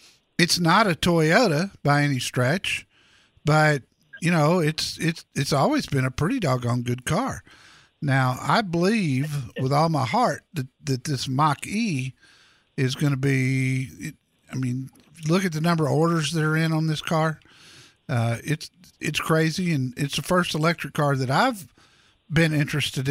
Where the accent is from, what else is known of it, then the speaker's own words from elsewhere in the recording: Dallas, Texas, United States; my hometown of Dallas